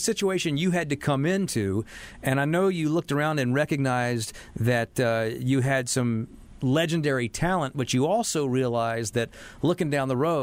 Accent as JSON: {"language": "English", "town": "Charlotte", "region": "North Carolina", "country": "United States", "tie": "born or raised there", "said": "I grew up here in Charlotte"}